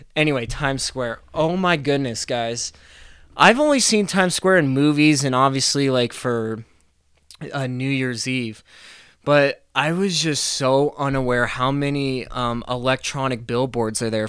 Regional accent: Golden, Colorado, United States; also born or lived in Arvada; I'm from Arvada. Uh, you know, I grew up in Golden

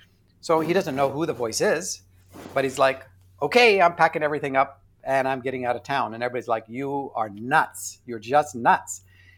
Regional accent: Canada; I'm Canadian, so we have Z.

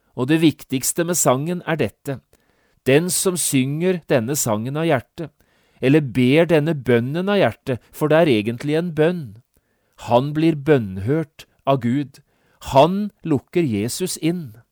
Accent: Norway; vi er nordmenn og vi tenker som nordmenn

